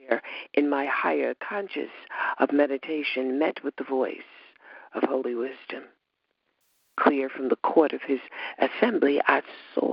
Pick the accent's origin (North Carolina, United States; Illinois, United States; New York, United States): New York, United States; Westbury; I'm from Westbury